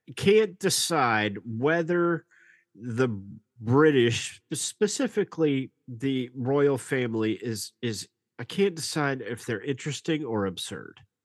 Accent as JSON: {"language": "English", "town": "Nashville", "region": "Tennessee", "country": "United States", "said": "we're from Nashville"}